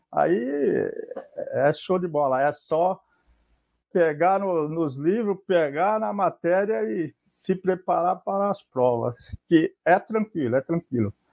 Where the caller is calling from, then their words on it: Santos, São Paulo, Brazil; Bem, eu estou falando de Santos, é, litoral de São Paulo, né? Na Baixada Santista.